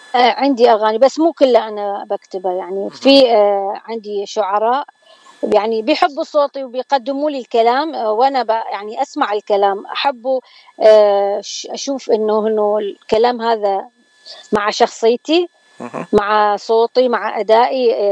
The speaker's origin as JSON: {"language": "Arabic", "town": "Baghdad", "region": "Baghdad Governorate", "country": "Iraq", "tie": "born or raised there", "moved": "as an adult", "lives_now": "San Diego, United States", "said": "أنا طبعا أكيد من العراق وإلي الشرف يعني وولادة بغداد"}